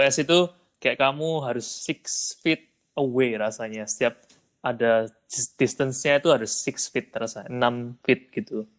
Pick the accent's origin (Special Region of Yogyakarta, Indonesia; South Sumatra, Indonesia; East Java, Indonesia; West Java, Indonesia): East Java, Indonesia; Surabaya; now in United States; dari Surabaya